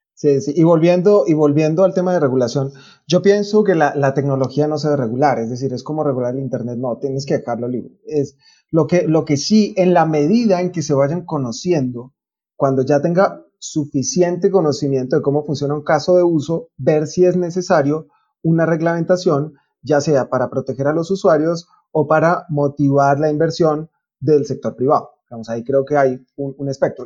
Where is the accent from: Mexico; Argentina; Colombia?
Colombia; en Colombia estamos